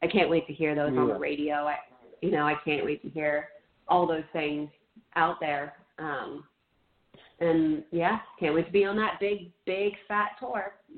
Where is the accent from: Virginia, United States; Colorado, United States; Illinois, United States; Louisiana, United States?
Virginia, United States; even though I'm from Virginia, it originated with members in California